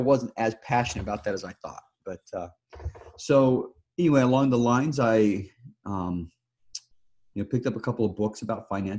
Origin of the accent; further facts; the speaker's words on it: Utah, United States; moved away as an adult; also born or lived in Chile; born and raised in Utah. Haven't lived there since